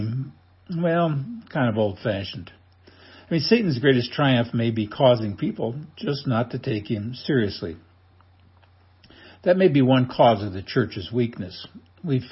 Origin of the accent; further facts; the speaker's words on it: Nebraska, United States; growing up in Nebraska, like most people, I became a Cornhusker fan